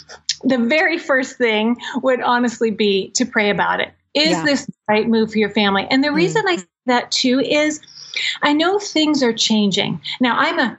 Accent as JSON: {"language": "English", "region": "Maryland", "country": "United States", "said": "I'm from Maryland"}